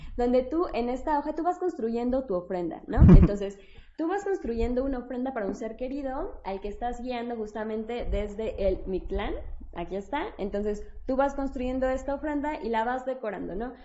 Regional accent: Mexico; en nuestro imaginario como mexicanos

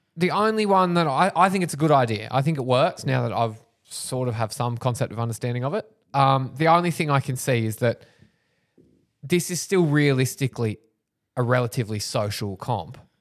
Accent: Wingham, New South Wales, Australia; I grew up in Wingham

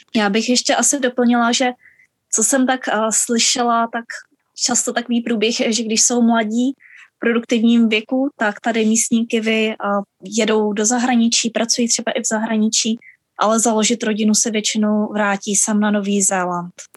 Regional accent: Czechia; moved away as an adult; now in New Zealand; narodili jsme se v Československu

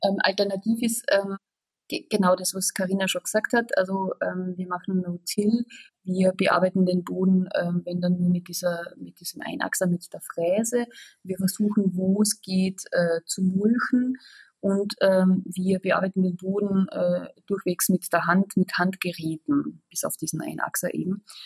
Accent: Austria; now in Germany; wie man schwer äh, überhören kann, komme ich aus Österreich

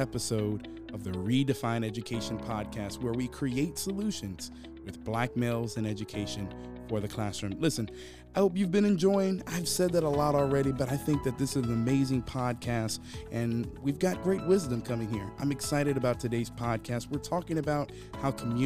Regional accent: Hampton, Virginia, United States; born and raised in Hampton, Virginia

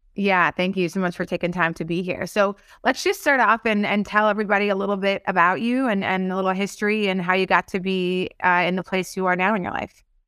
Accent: North Dakota, United States; moved away; I'm from North Dakota, and most, most folks that I met back in North Dakota are still in North Dakota.

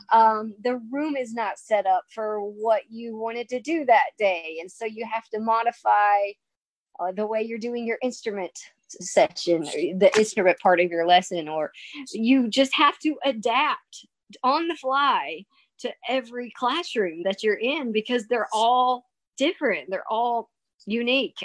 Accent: United States; also born or lived in Kentucky / Tennessee / Nebraska; I'm from Kentucky and Tennessee

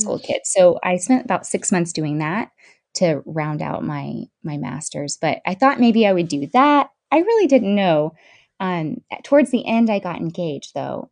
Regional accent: Bradenton, Florida, United States; also born or lived in Palmetto, Florida / St. Augustine, Florida / Mississippi; I am from Bradenton, Florida, and I live about 15 minutes from there in Palmetto, Florida currently

